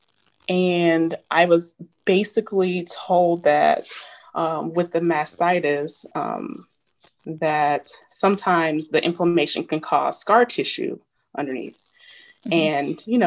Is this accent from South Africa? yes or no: no; Wichita, Kansas, United States; moved away; I'm originally from Wichita, Kansas, joined the Army as an enlisted soldier